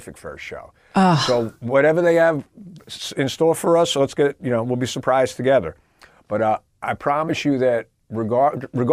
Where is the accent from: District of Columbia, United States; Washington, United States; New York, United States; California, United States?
New York, United States; Long Island; I grew up on Long Island